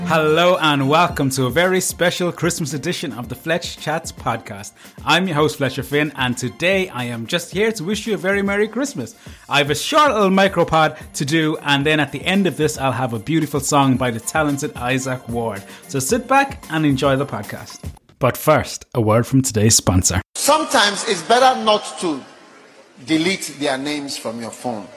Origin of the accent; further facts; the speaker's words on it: Cork, Munster, Ireland; I'm from Cork